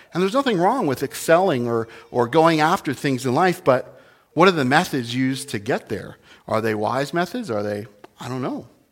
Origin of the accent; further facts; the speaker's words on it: New Jersey, United States; I was born in New Jersey, the Garden State, regrettably, but it's not a garden